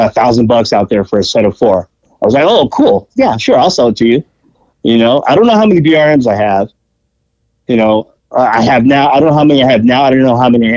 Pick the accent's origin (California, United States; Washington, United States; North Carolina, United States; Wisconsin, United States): California, United States; Pomona; also born or lived in Los Angeles, California; Growing up in Pomona. I actually grew up in L.A. up until I was like 7. I grew up actually just around the corner from the original Tommy's